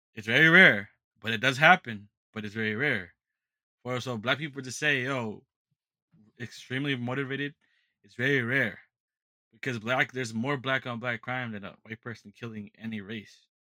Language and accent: English; United States; I'm an American